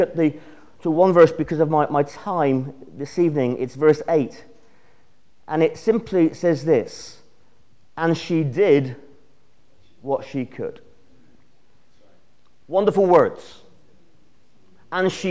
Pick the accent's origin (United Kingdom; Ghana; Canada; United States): United Kingdom; Cornwall, South West England; I'm Cornish.